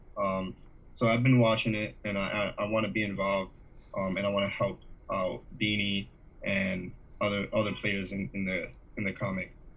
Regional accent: Jamaica; I'm Jamaican

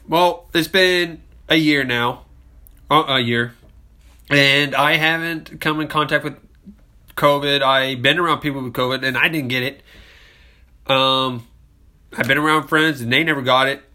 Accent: United States; as American citizens

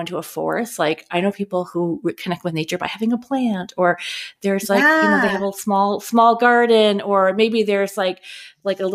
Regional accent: Eastern Canada, Nova Scotia, Canada; moved away; also born or lived in Tallahassee, Florida; growing up in Eastern Canada. I was born in Nova Scotia

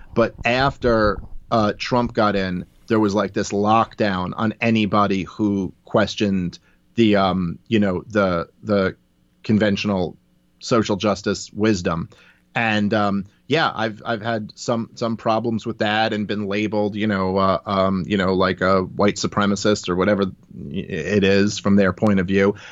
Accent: New York, United States; I'm a Jew from New York, I was raised by a single mother

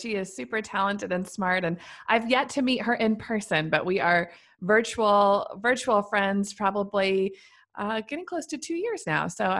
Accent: Missouri, United States; now in Nashville, United States; I've lived here for many years now, but I am originally from Central Missouri. So I moved to Nashville after college and for a job, met my now husband here. And so Nashville is now where I call home, but I'm originally a Midwestern farm girl.

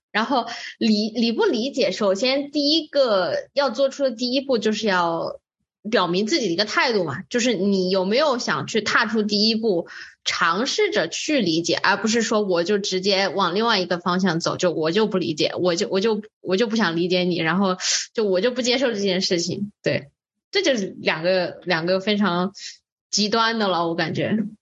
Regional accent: Wuhan, Hubei, China; moved away; 我们来自武汉

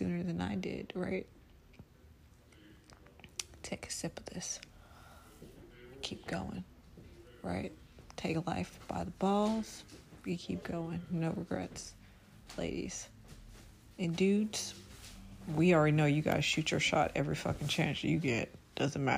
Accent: Chicago, Illinois, United States; I am from Inglewood, Chicago

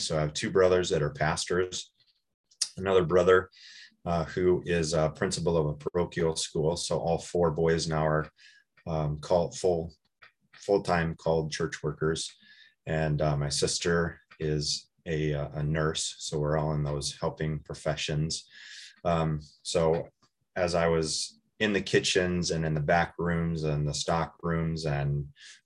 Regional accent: Watertown, South Dakota, United States; moved away as an adult; also born or lived in Brookings, South Dakota / Moorhead, Minnesota; now in Chaska, United States; So I grew up in Watertown, South Dakota.

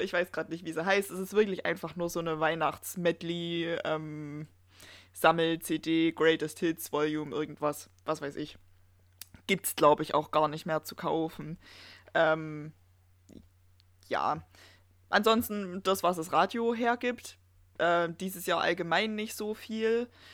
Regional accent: Erzgebirge, Saxony, Germany; bei uns im Erzgebirge

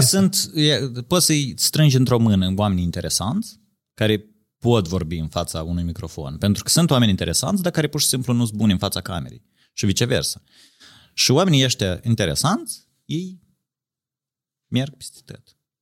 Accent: Moldova; noi ne rușinăm de faptul că suntem moldoveni

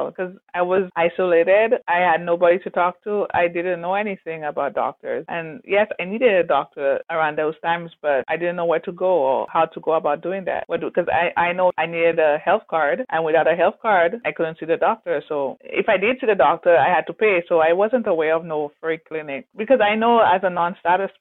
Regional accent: St. Lucia; moved away as an adult; now in Canada; Growing up in St. Lucia, we're supposed to say hello to everyone.

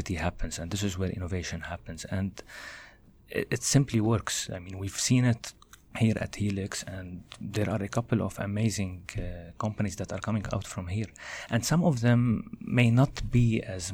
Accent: Lebanon; moved away as an adult; now in Canada; I studied in Lebanon, my home country. Then when I moved to Canada here, I did my master's over here

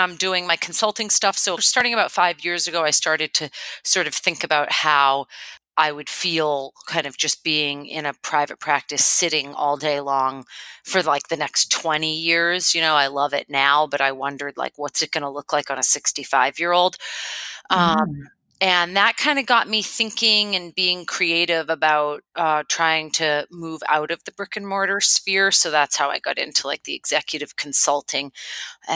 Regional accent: Boston, Massachusetts, United States; moved away as an adult; now in Oahu, United States; I am originally from Boston, and so I come to Oahu via the East Coast, and I moved here, about 10 years ago now

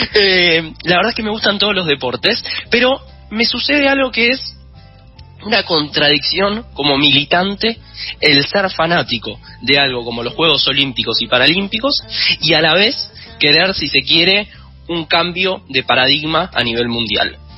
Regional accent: Argentina

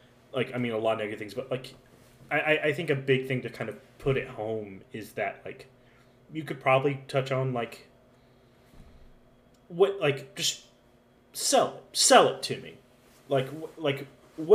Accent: Alabama, United States; now in Tennessee, United States; I'm from Alabama

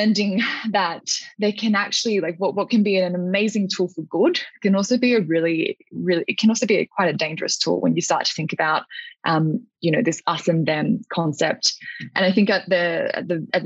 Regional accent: Alice Springs, Northern Territory, Australia; moved away; spending the first decade or so of my life growing up in Alice Springs

